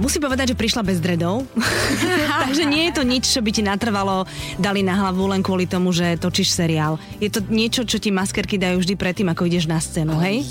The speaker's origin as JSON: {"language": "Slovak", "town": "Žilina", "region": "Žilina Region", "country": "Slovakia", "said": "ja som zase Žilinčanka"}